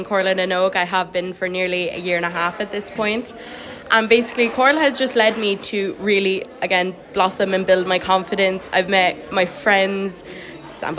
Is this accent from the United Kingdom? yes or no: no; Bennettsbridge, Leinster, Ireland; I'm 15 and I'm from Bennetsbridge, Kilkenny